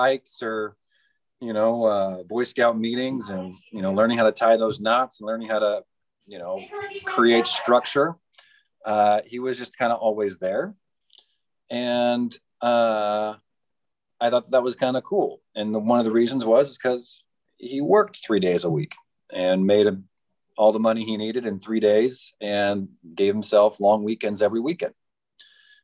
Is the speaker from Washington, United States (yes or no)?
yes; Spokane, Washington, United States; also born or lived in Colorado Springs, Colorado / San Francisco / Idaho; now in Camas, United States; I grew up in Spokane, Washington.